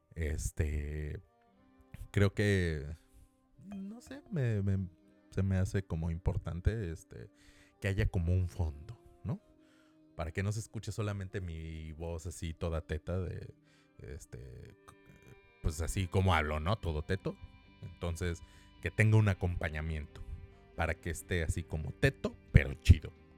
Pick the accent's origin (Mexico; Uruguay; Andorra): Mexico; Mexico City; yo soy de la Ciudad de México